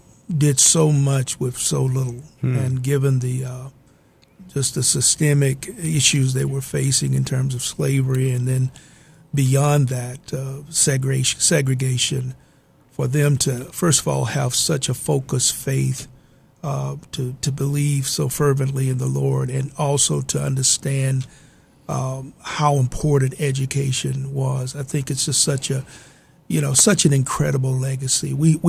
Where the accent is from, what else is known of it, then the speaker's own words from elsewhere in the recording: Buchanan, Tennessee, United States; But I grew up in Northwest Tennessee in a little community called Buchanan. It was a farming community.